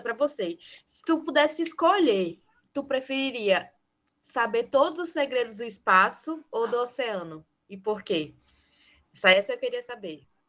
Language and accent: Portuguese; Bacabal, Maranhão, Brazil; Eu sou daqui do Maranhão, é, numa cidade que chama Bacabal, no interior do estado.